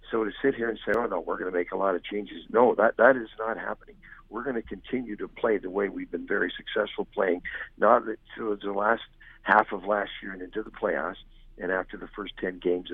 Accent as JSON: {"language": "English", "area": "the Maritimes", "region": "Nova Scotia", "country": "Canada", "moved": "yes", "lives_now": "Dallas, United States", "said": "I'm from the Maritimes in Canada"}